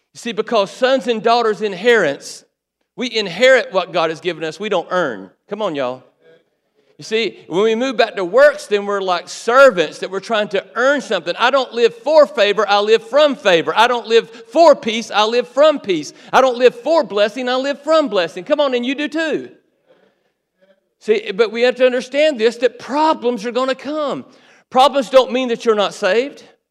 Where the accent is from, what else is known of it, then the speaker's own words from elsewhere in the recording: Waycross, Georgia, United States; also born or lived in Valdosta, Georgia; Waycross, my hometown